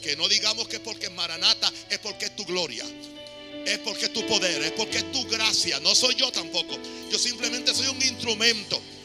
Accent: Panama; aquí en mi país

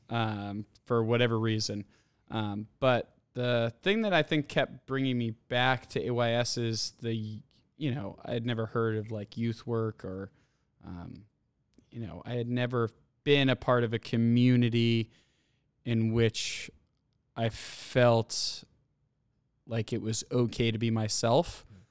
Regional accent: Andover, Massachusetts, United States; growing up in Andover

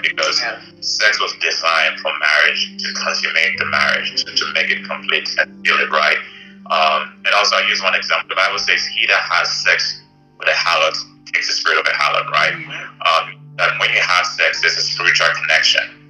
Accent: Ghana; moved away as an adult; now in Bay Area, United States; growing up in Ghana

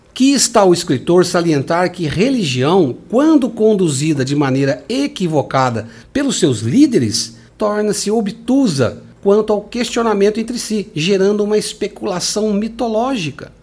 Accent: Brazil; crenças que comungamos aqui como brasileiros

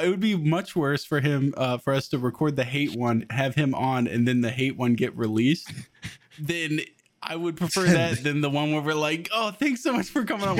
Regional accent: Florida, United States; I'm from Florida.

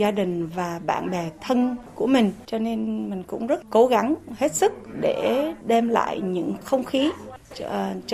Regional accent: Vietnam; now in United States; mình là người Việt Nam, đi đâu cũng là người Việt Nam và là mình không muốn mất cái nguồn cội

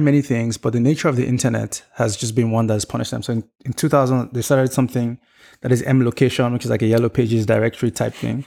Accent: Nigeria; growing up in Nigeria and my experience with Nigerian government

